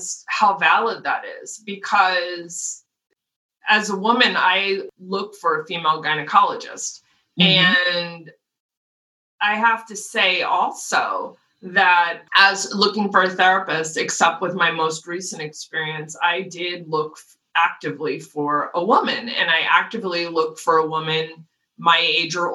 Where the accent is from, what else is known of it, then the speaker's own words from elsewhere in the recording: Los Angeles, California, United States; I was born in LA, raised in LA, I went to school in LA, and now I'm here